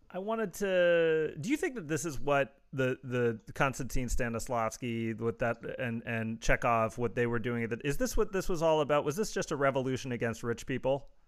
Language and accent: English; Los Angeles, California, United States; And he went, where you from? And I said, I'm from Los Angeles, where that shit is legal.